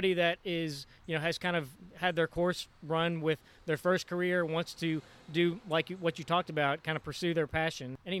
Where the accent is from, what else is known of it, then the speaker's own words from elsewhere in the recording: outside of Philadelphia, Pennsylvania, United States; moved away; I grew up outside of Philadelphia